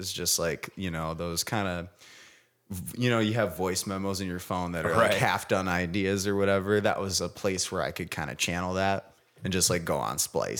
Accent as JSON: {"language": "English", "town": "Grand Haven", "region": "Michigan", "country": "United States", "tie": "born or raised there", "moved": "yes", "lives_now": "Grand Rapids, United States", "said": "From Grand Haven. Okay. Which is my that's right. That's my hometown."}